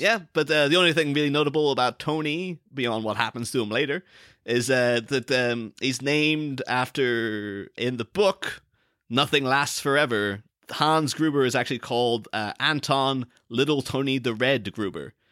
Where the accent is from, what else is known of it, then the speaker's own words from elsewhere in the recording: Ireland; I'm from a small town in, in Ireland